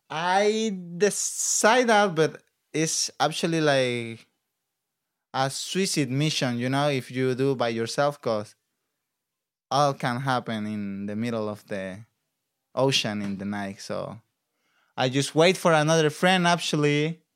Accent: Acapulco, Guerrero, Mexico; English is a second language; moved away as an adult; now in California, United States; I'm from Acapulco, Mexico, like, by Guerrero State

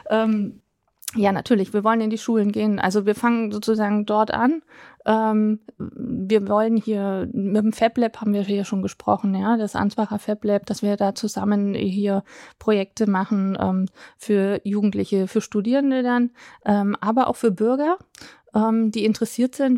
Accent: Berlin, Germany; also born or lived in near Dietenhofen, Bavaria; now in Dietenhofen area, Germany; für mich als Berliner Pflanze

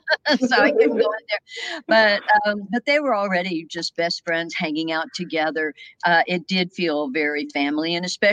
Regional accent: Texas, United States; moved away; I grew up in Texas

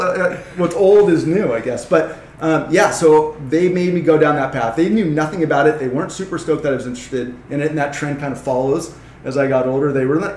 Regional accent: Newport Beach, California, United States; So I grew up in Newport, not too far from here.

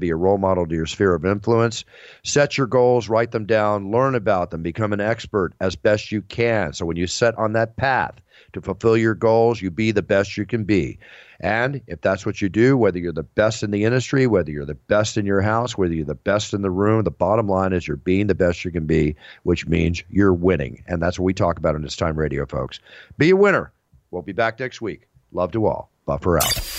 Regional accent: Texas, United States; moved away; I grew up in Texas. Part of my life

